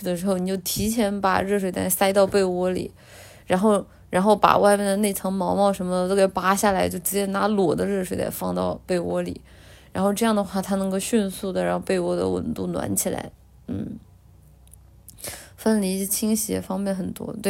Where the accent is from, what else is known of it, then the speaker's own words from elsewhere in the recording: Guangdong, China; 奶姐，奶姐来我们老广过日子吧。